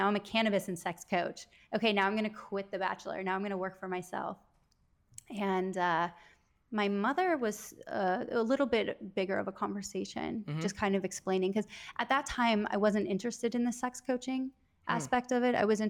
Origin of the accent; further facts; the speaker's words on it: Wisconsin, United States; moved away as an adult; now in Los Angeles, United States; I was born and raised in Wisconsin, mm-hmm. a very, very small town of about 250 people.